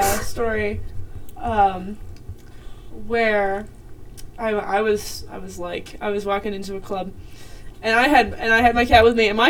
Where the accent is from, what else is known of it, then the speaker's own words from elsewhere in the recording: Eastern Montana, United States; in Eastern Montana, where I'm from